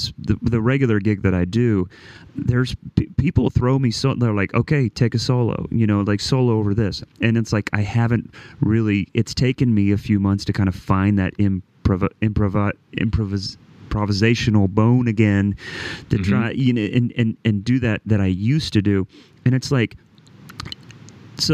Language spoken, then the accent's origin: English; Midwest, United States; I'm from the Midwest